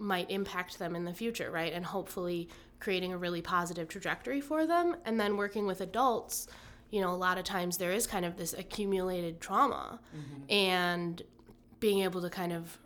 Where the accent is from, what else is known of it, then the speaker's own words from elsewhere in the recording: Merrill, Wisconsin, United States; moved away as an adult; now in Oshkosh, United States; I was born in Oshkosh, but then when I was 6 or 7, moved up to Merrill, which is up north of Wausau. And went there through, or lived there through high school